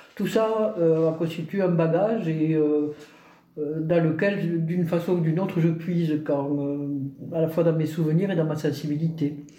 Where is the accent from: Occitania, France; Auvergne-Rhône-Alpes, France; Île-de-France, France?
Occitania, France; Albi; also born or lived in Toulouse; je suis native d'Albi, euh, qui est la ville quand même de Toulouse-Lautrec